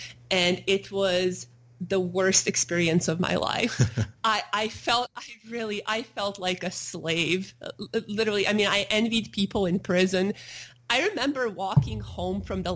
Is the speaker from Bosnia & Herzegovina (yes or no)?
yes; Sarajevo, Federation of Bosnia and Herzegovina, Bosnia & Herzegovina; moved away; I had a normal childhood growing up in Sarajevo, Bosnia